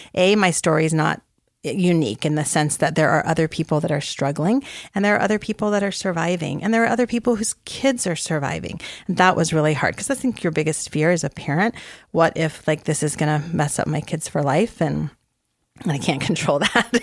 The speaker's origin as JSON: {"language": "English", "region": "Arizona", "country": "United States", "tie": "born or raised there", "said": "I had grown up, spent a lot of time growing up in Arizona."}